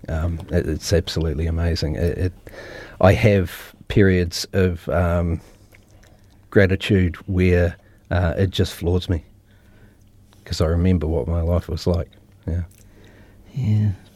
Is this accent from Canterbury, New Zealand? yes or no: yes; Christchurch, Canterbury, New Zealand; born and raised in Christchurch, been here my whole life